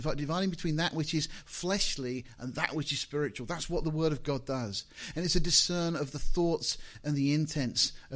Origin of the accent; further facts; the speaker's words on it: Deal, South East England, United Kingdom; now in Portsmouth, United Kingdom; I was born in Deal in Kent